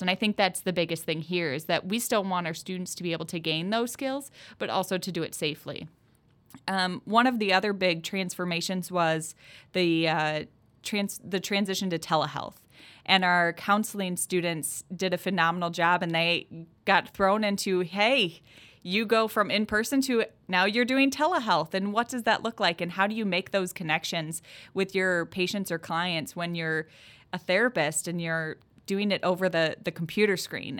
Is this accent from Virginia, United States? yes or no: no; Southwest Wisconsin, United States; I'm from Southwest Wisconsin.